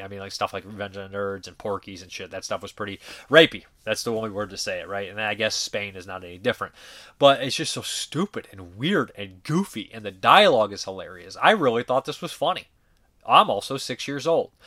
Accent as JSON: {"language": "English", "town": "Boston", "region": "Massachusetts", "country": "United States", "said": "as a Bostonian"}